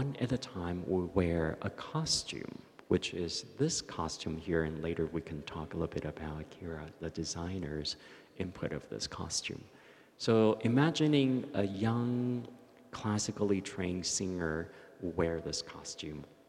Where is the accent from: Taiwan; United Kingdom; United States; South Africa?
Taiwan; Taichung; moved away; growing up in Taichung in hot summer nights in the 60s